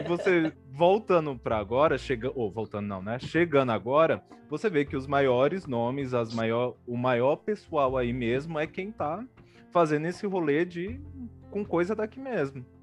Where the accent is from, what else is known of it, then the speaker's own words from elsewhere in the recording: Ceará, Brazil; now in São Paulo, Brazil; Eu nasci no Ceará